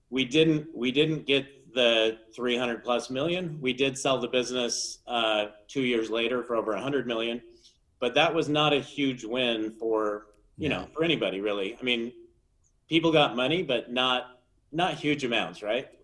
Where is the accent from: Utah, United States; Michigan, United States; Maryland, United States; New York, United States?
Utah, United States; I grew up here in Utah